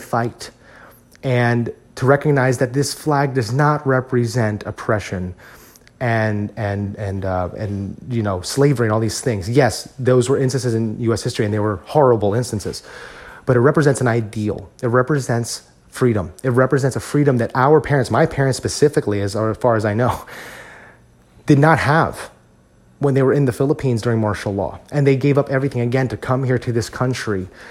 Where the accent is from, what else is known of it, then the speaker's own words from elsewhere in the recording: United States; as Filipino Americans, I think it's very easy for us, especially for those of us who were born and raised in this country